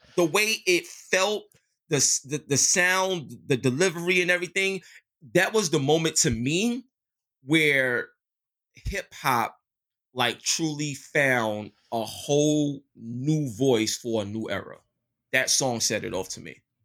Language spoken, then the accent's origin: English; New York City, New York, United States; I grew up in East New York, Brooklyn